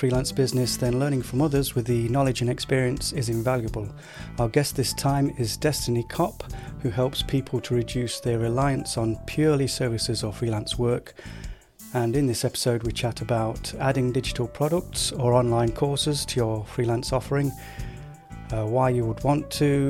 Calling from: Nottingham, East Midlands, United Kingdom; I'm in Nottingham in the UK, Robin Hood country.

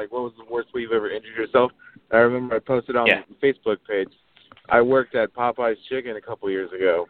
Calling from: Oregon, United States; From Oregon, man.

